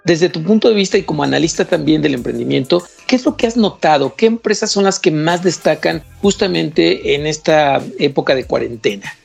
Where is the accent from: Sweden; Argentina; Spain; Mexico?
Mexico; como mexicanos eh, vivimos de esta resiliencia continua, pero al mismo tiempo somos muy creativos